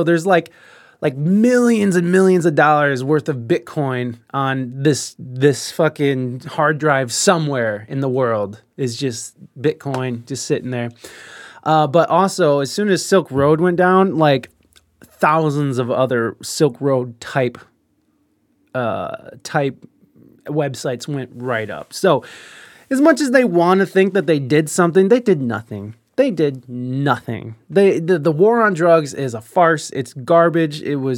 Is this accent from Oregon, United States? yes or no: yes; Portland, Oregon, United States; now in San Diego, United States; I was raised in Portland. It's bad there now. My friends are moving away.